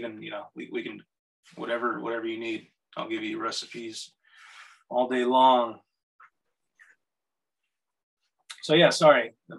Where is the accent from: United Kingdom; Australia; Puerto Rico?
Puerto Rico; also born or lived in North Carolina; I'm from Puerto Rico. I've lived in a lot of different places, and I just recently moved up from North Carolina.